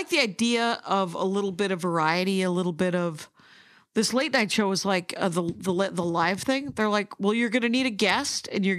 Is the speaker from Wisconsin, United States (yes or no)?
yes; South Milwaukee, Wisconsin, United States; I'm from South Milwaukee, which is its own town. We have our own water treatment plant.